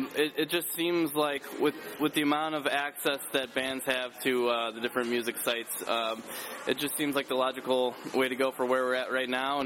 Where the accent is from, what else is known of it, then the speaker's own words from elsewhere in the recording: Chicago, Illinois, United States; moved away as an adult; also born or lived in Colorado; I'm actually from the Chicago area